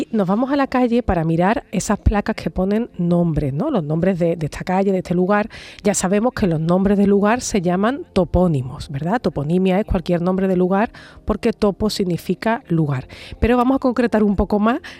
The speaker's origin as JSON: {"language": "Spanish", "region": "Andalusia", "country": "Spain", "accent": "Andalusian", "said": "de nuestra historia de nuestra forma de hablar andaluz."}